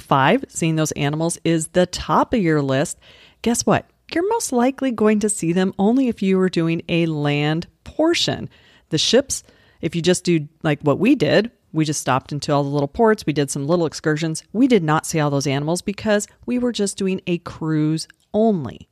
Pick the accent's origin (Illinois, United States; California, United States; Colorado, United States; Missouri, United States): Colorado, United States; I grew up in Colorado